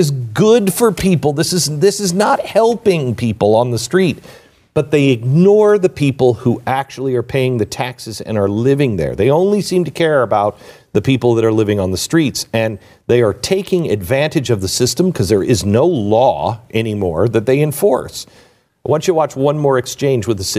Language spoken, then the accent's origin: English; Seattle, Washington, United States; moved away; I grew up in Seattle, in the Seattle area.